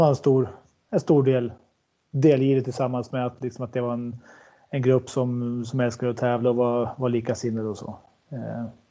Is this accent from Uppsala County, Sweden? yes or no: no; Sundsvall, Västernorrland County, Sweden; Jag är från Granloholm, så det skiljer lite om en liten skogs, skogsväg på en promenad på fyra, fem minuter